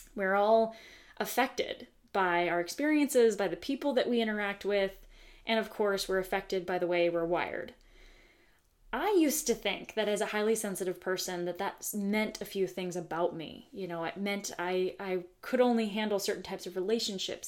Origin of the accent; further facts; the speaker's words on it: the Bay Area, California, United States; having been born and raised in the United States of America, specifically California, specifically the Bay Area.